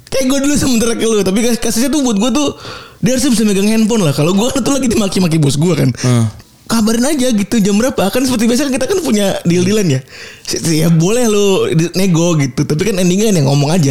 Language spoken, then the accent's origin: Indonesian; Cirebon, West Java, Indonesia; maksud gue gue juga dari Cirebon anjing